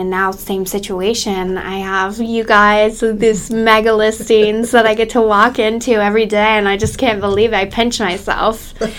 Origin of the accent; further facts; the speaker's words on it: Fort Myers, Florida, United States; also born or lived in Virginia; I was born and raised in Southwest Florida. I'm a fourth generation realtor, and my kids are the fifth generation here in Fort Myers.